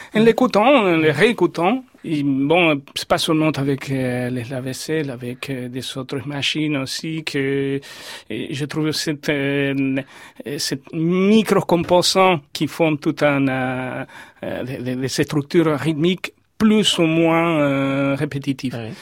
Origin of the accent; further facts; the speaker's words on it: Córdoba, Argentina; French is a second language; moved away as an adult; also born or lived in Buenos Aires, Argentina; now in France; j'ai quitté Cordoba pour Buenos Aires et avant d'être venu en France.